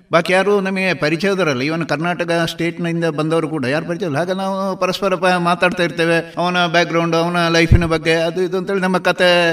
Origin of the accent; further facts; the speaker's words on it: Kavu, Karnataka, India; ನಂದು ಹುಟ್ಟಿದ ಜಾಗ ಕಾವು ಅಂತ ಇಲ್ಲಿಂದ ಒಂದು ಸಮೀಪ ಒಂದು ಹದಿನೈದು ಕಿಲೋ ಹದಿನಾರು ಕಿಲೋಮೀಟರ್ ದೂರ